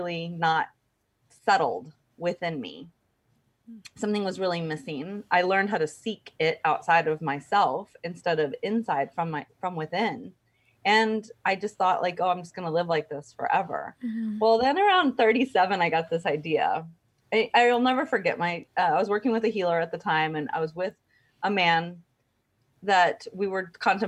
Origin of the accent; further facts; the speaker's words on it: Texas, United States; I grew up in Texas